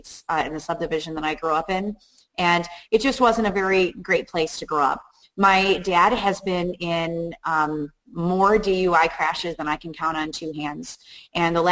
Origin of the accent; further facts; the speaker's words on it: Chicago, Illinois, United States; moved away as an adult; also born or lived in Bolingbrook, Illinois; now in Upstate New York, United States; I grew up in Chicago. I lived in Chicago for 30 years